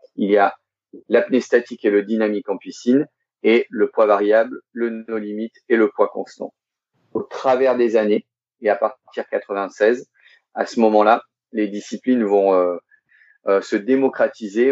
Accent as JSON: {"language": "French", "country": "Monaco", "tie": "born or raised there", "said": "Je suis né le 14 février 1975 à Monaco. Donc, je suis monégasque."}